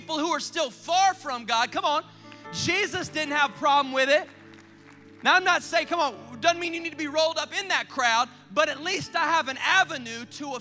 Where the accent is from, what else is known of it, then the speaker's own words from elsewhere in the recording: South Carolina, United States; I grew up in South Carolina